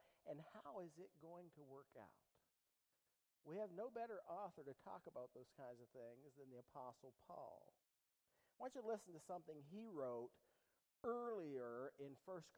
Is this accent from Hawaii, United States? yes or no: no; East Liverpool, Ohio, United States; I'm from East Liverpool